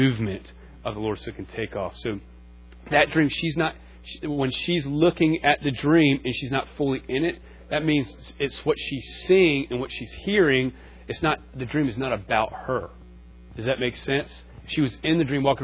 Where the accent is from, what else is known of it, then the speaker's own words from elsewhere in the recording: North Carolina, United States; also born or lived in Concord, North Carolina / Charleston; I'm from North Carolina. I grew up in Charleston. I was born on a farm in Concord.